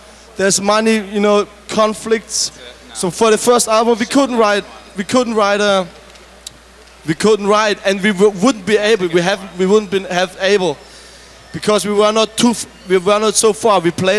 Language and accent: English; Germany; English is a second language; and I was looking every time for identification points because I'm from Germany.